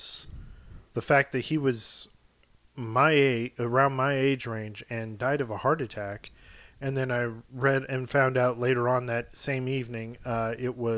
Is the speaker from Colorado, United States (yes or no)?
no; Texas, United States; as a Texan